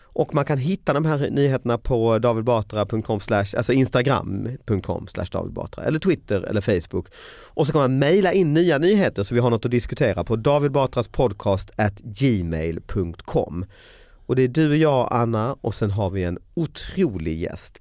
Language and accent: Swedish; Lund, Skåne, Sweden; född och uppväxt i Lund